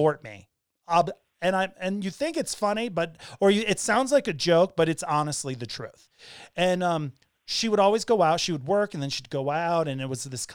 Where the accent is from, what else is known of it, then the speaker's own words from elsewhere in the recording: Hartford, Connecticut, United States; also born or lived in Florida / Bay Area, California; now in Denver, United States; I was born in St. Francis Hospital in Hartford, Connecticut at like 11 in the morning on November 10th, 48 years ago